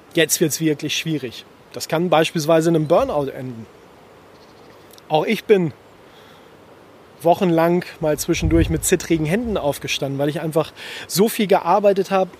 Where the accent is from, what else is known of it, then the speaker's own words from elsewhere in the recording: Germany; bei uns in Deutschland in den Alpen